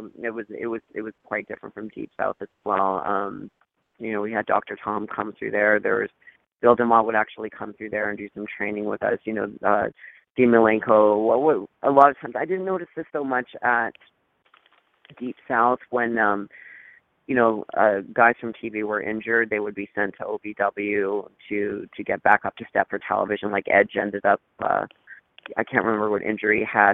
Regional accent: Thunder Bay, Ontario, Canada; moved away as an adult; also born or lived in Los Angeles, California; I'm originally Canadian from Thunder Bay, Ontario.

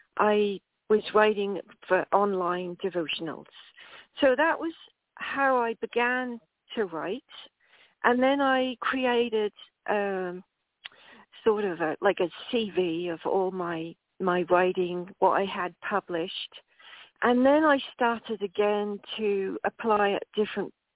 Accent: England, United Kingdom; moved away as an adult; I emigrated from England when I was 18.

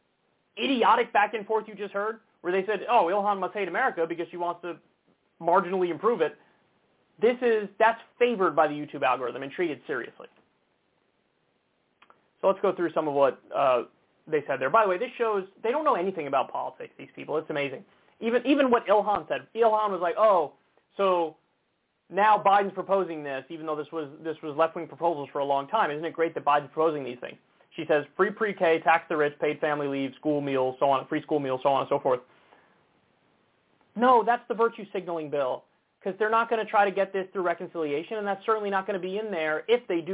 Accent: United States; I'm American. I was born here. My parents were born here

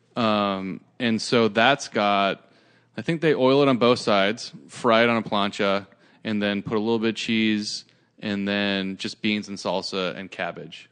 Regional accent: Santa Cruz, California, United States; I grew up in Santa Cruz, which is an hour south of San Francisco.

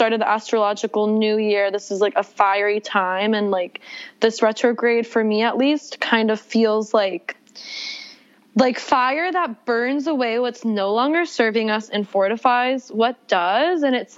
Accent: the South, United States; My background, I grew up in the South. My dad's a rabbi. My mom is from the Jewish community in Mexico City. I'm a twin, like grew up in the Bible Belt as the rabbi's daughter

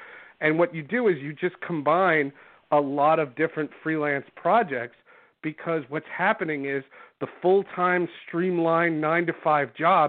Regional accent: New Jersey, United States; moved away as an adult; also born or lived in Seattle; New York, which is where I had grown up. I grew up in New Jersey.

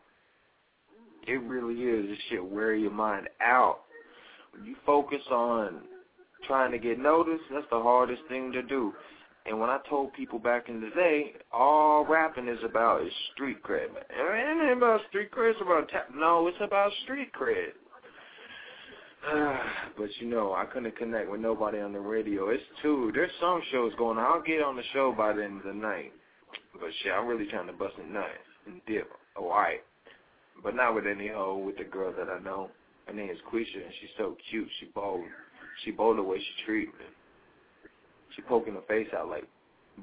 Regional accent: North Carolina, United States; I'm fucking from North goddamn Carolina

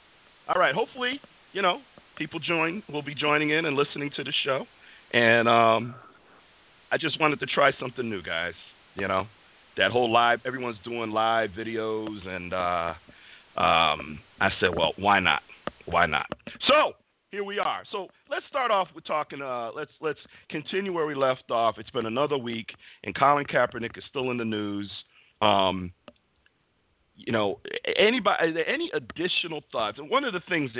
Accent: Bristol, Connecticut, United States; I do broadcast live from Bristol, Connecticut, my hometown

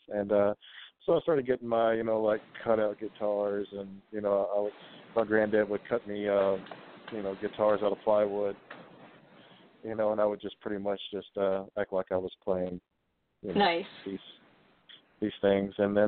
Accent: Kennett, Missouri, United States; I'm originally from Kennett, Missouri

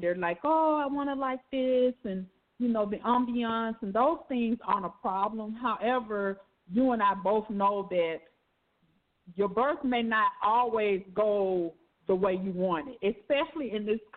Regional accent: Alabama, United States; I'm from Alabama

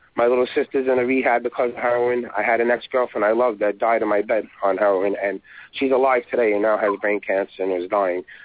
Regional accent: New York, United States; I'm born and raised in New York

